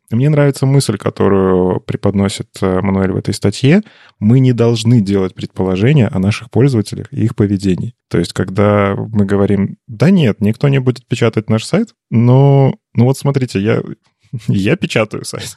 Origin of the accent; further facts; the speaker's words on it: Belarus; я же белорус